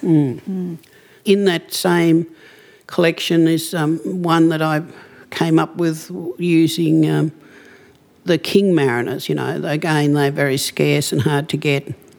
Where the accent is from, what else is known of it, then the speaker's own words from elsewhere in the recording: Cape Barren Island, Tasmania, Australia; I come from Cape Barren Island